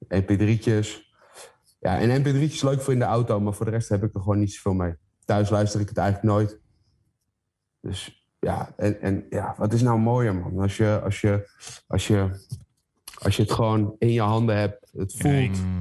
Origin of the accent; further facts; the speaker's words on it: Heemskerk, North Holland, Netherlands; het dorp waar ik vandaan kom, Heemskerk